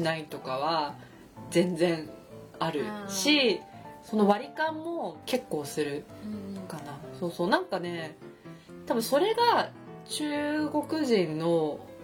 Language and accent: Japanese; Japan; 私は日本で育った